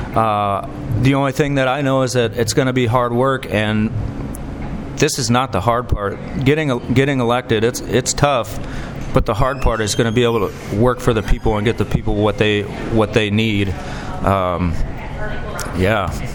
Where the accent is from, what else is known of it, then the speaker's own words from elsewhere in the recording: Rock Island, Illinois, United States; I was born in Rock Island. I was raised in Rock Island County. I went to Rock Island schools.